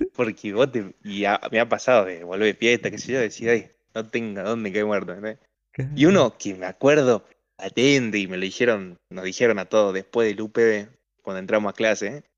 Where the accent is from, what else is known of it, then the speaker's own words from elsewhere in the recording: Argentina; una muletilla especial que tienen los argentinos y más nosotros